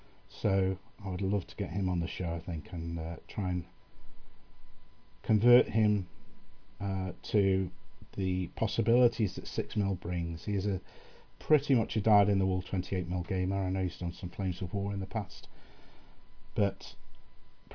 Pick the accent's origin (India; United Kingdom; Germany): United Kingdom; England; as an Englishman